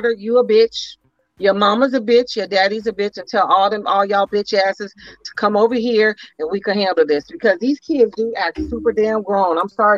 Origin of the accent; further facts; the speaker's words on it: Oakland, California, United States; I'm from Eastside Oakland.